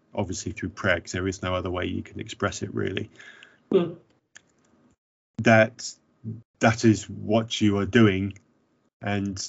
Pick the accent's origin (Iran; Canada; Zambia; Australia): Zambia; growing up in Zambia